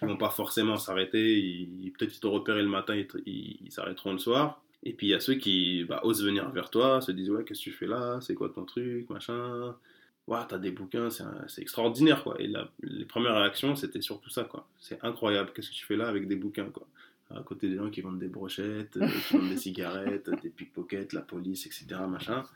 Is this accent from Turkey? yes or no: no; France; je suis né en France, euh, mes parents ne sont, sont, pas nés en France, moi je suis né en France